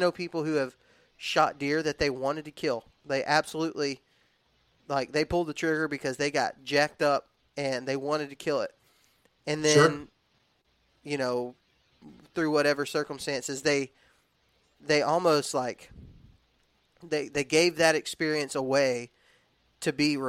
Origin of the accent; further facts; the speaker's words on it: Texas, United States; also born or lived in Alabama; because I was raised in the South. I was raised in Texas and in Alabama